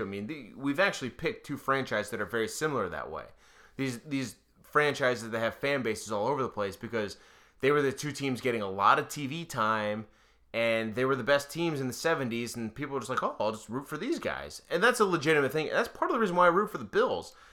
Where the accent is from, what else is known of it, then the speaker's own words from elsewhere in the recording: Western Pennsylvania, United States; I'm from Western Pennsylvania